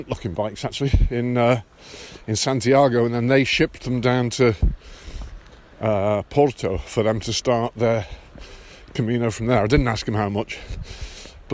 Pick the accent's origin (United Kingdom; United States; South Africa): United Kingdom; England; I'm from England